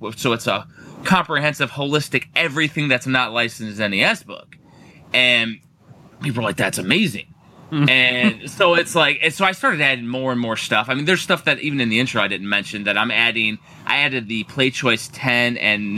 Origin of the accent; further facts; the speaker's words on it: Cedar Lake, Indiana, United States; I grew up in Northwest Indiana